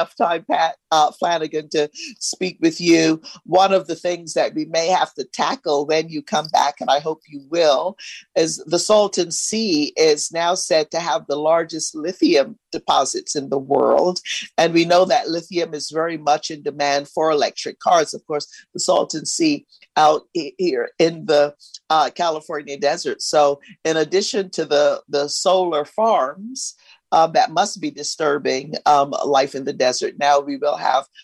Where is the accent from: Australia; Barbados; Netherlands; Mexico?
Barbados; also born or lived in Los Angeles, United States; now in United States; I grew up in Barbados in a small village